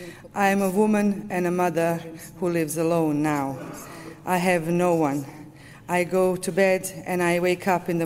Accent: Srebrenica, Republika Srpska, Bosnia & Herzegovina; I come from Srebrenica. I am a woman who lives alone in Srebrenica.

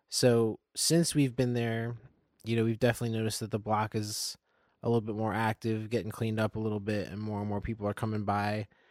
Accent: Nazareth, Pennsylvania, United States; moved away as an adult; now in Lancaster, United States; I come from the Lehigh Valley. I'm from Nazareth, Pennsylvania

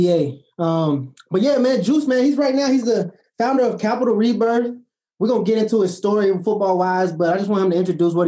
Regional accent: Lexington, Kentucky, United States; moved away as an adult; I'm coming from Lexington, Kentucky

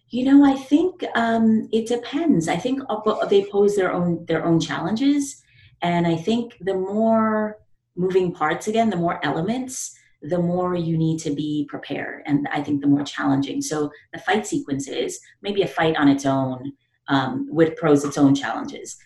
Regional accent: New York City, New York, United States; I'm from the Bronx, you know, the South Bronx

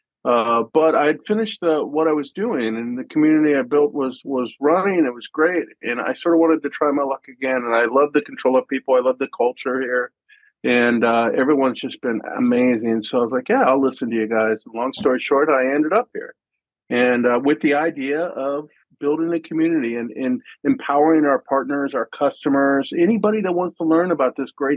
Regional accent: United States; now in Germany; I'm American in Germany

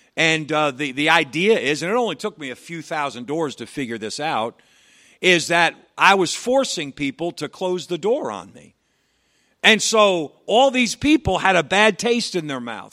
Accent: New York, United States; I'm a New Yorker. I live in New York

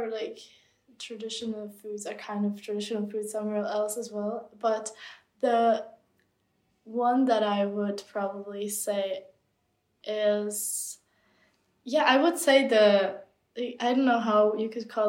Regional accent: Czechia; first language Czech; English is a second language; I feel a lot stronger connection to my home country now than I ever did. It's a bit strange, but I will find myself on certain days just craving to listen to the Czech language, or just craving to be just immersed in my own culture

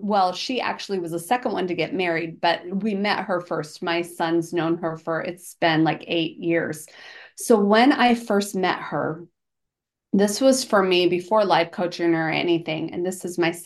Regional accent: Georgia, United States; I'm from Georgia

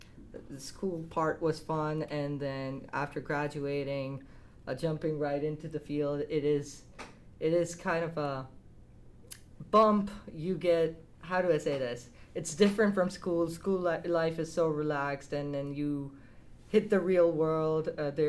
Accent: Saudi Arabia; also born or lived in Dubai, United Arab Emirates; now in Canada; So I was born and raised in Saudi Arabia and Dubai, so Middle East, but my heritage is originally from Pakistan.

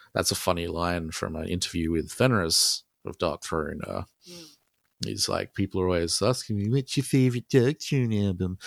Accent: Australia; accent: Australian; I'm Australian

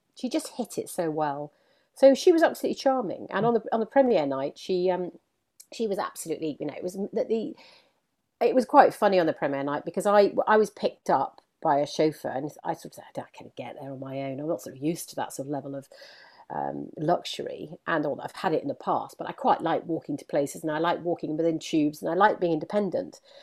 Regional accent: Leeds, Yorkshire and the Humber, United Kingdom; now in London, United Kingdom; I grew up in Yorkshire, um, where my, my, my mum wasn't northern. Uh, I was brought up in Leeds

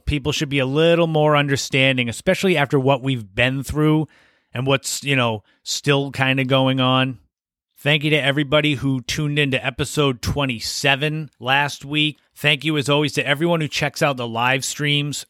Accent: Cape Cod, Massachusetts, United States; I grew up on Cape Cod

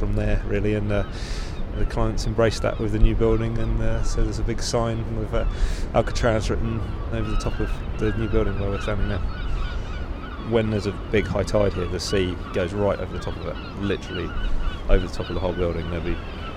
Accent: Perranporth, South West England, United Kingdom; moved away as an adult; I grew up in Perranporth

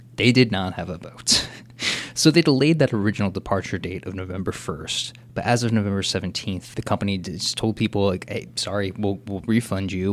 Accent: Cincinnati, Ohio, United States; growing up in Mount Washington

